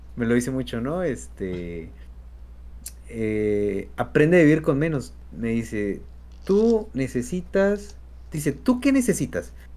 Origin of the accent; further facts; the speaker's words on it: Mexico; somos mexicanos